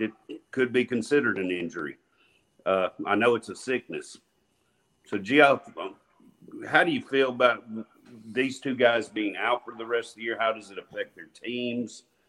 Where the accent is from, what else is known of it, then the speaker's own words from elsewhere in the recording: Nashville, Tennessee, United States; we are from Metro Nashville